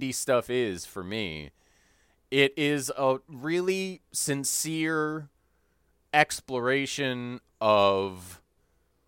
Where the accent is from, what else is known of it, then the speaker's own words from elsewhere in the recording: Evanston, Illinois, United States; a family in my hometown growing up had that name